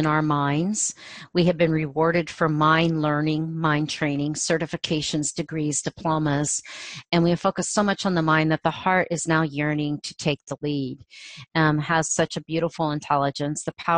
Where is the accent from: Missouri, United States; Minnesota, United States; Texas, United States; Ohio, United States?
Ohio, United States; moved away; my small community where I grew up in Ohio, a farming community